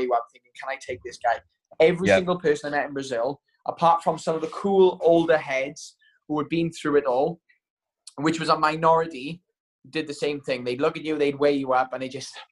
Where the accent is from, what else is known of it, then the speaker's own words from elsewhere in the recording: Wales, United Kingdom; first language English; As a Welsh sort of citizen, I genuinely do wish I could speak Welsh